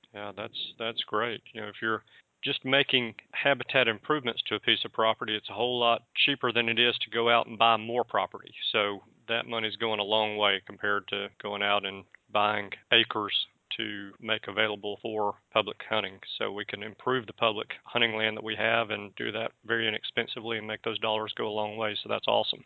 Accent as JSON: {"language": "English", "region": "the South", "country": "United States", "said": "I'm from the South."}